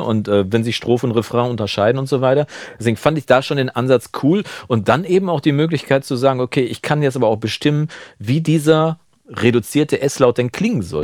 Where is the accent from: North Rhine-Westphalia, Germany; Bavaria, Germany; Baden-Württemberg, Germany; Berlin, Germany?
North Rhine-Westphalia, Germany; Münsterland; bei uns in Münsterland